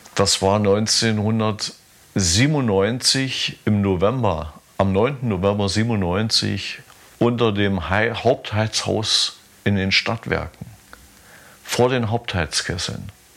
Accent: Pritzwalk, Brandenburg, Germany; bin ich da nach Pritzwald gefahren. War auch mal ganz angenehm, weil das meine Geburtsstadt ist

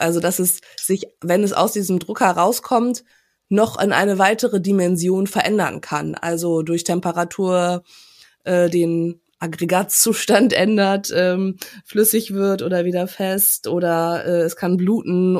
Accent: Germany; now in Hamburg, Germany; für uns als Deutsche

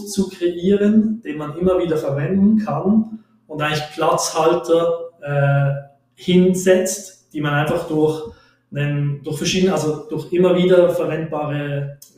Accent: Switzerland; ich komme aus der Schweiz

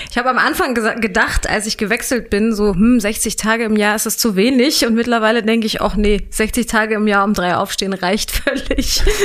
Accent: Hanover, Lower Saxony, Germany; accent: Hochdeutsch; also born or lived in Würzburg / Göttingen; ich bin in Hannover aufgewachsen

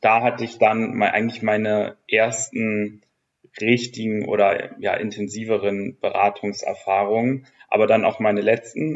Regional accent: Hamburg, Germany; moved away; also born or lived in Nuremberg / Gütersloh; nach Hamburg gezogen für die Jobsuche. Ich bin ja ursprünglich daher

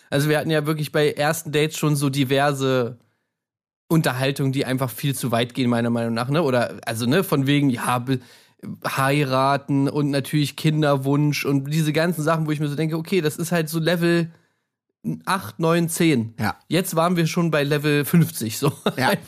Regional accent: Stuttgart, Baden-Württemberg, Germany; ich komme aus Stuttgart, ähm, ich bin Vertriebler und studiere nebenbei äh

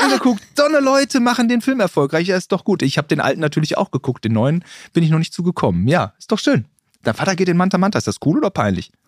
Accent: Germany; ich bin Deutscher.

